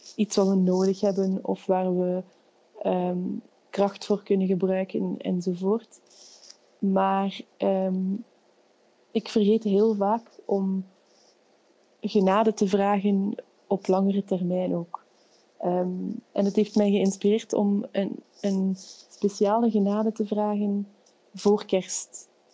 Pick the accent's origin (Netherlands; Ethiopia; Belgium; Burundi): Belgium; Flanders; accent: Flemish; de tongval verraadt het al, ik kom uit Vlaanderen